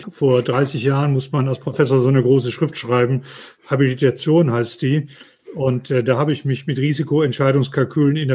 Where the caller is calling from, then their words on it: Mannheim, Baden-Württemberg, Germany; Ich äh, bin aus Mannheim zugeschaltet, bin schon ganz aufgeregt auf die Fragen